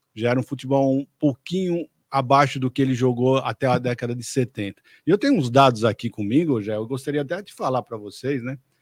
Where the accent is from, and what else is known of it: Brazil